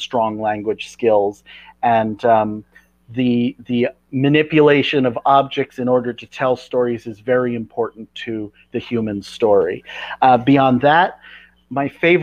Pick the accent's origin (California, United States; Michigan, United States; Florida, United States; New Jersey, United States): California, United States; moved away as an adult; now in Portland, United States; I'm originally from California, but I've spent the last 20 years in Oregon, in Portland